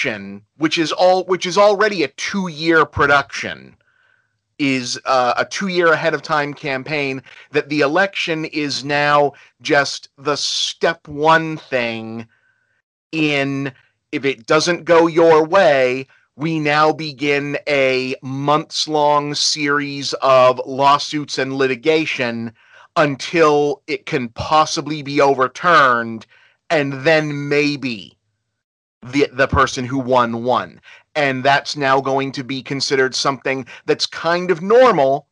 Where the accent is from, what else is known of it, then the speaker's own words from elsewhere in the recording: United States; I hate being an American